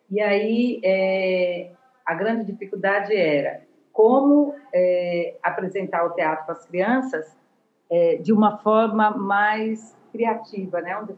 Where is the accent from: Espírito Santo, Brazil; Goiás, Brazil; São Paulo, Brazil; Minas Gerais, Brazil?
São Paulo, Brazil; now in Natal, Brazil; É, eu sou de São Paulo, mas moro em Natal há 27 anos.